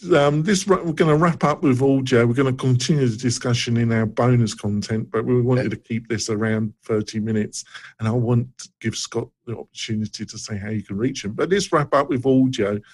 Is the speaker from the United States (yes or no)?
no; England, United Kingdom; moved away; I come from England